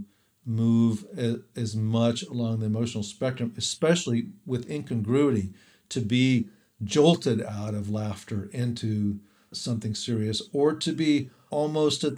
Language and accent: English; the South, United States; I'm from the South